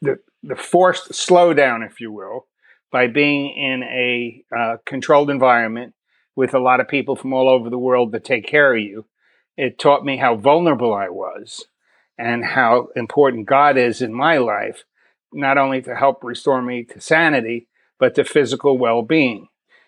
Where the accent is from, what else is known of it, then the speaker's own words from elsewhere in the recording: New York City, New York, United States; born there; also born or lived in Long Island / Miami Beach; now in Texas, United States; So I was born in New York City. We moved around a lot. Crazy household. Mother is an alcoholic. She left me with my grandparents. I lived in New York, Long Island, Miami Beach.